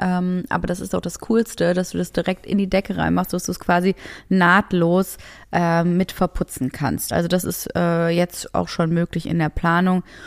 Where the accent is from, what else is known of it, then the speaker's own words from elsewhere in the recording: Essen, North Rhine-Westphalia, Germany; moved away; meine Heimat. Ich komme ja aus Essen